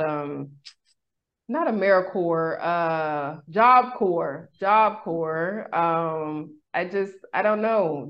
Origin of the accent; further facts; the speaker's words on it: Sacramento, California, United States; in my hometown. I'm originally from Sacramento, California, Sac Town